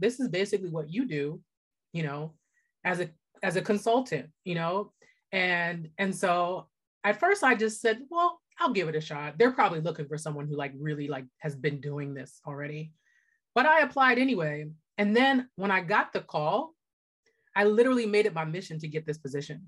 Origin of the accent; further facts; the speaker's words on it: Pittsburgh, Pennsylvania, United States; also born or lived in New York / Los Angeles; I grew up in Pittsburgh